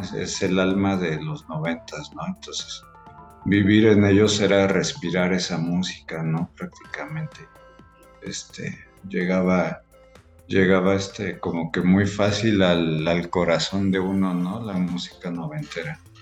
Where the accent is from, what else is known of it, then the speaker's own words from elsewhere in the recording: Mexico City, Mexico; moved away as an adult; now in Querétaro, Mexico; yo soy de la Ciudad de México. Este, tengo cinco años aquí.